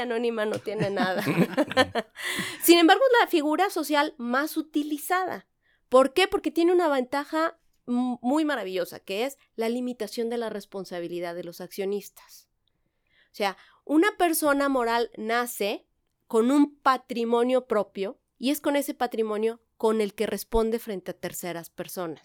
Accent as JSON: {"language": "Spanish", "region": "San Luis Potosí", "country": "Mexico", "tie": "born or raised there", "also_born_or_lived": "Querétaro", "moved": "as an adult", "said": "Yo soy originaria de San Luis Potosí, aunque ya tengo 20 años aquí"}